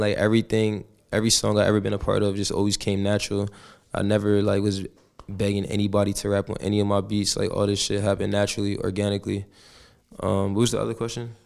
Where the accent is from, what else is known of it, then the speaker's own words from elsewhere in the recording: Woodbury, New Jersey, United States; moved away; also born or lived in Camden, New Jersey; I'm from South Jersey, a city called Camden, I was born there and I was raised in, uh, Woodbury, New Jersey.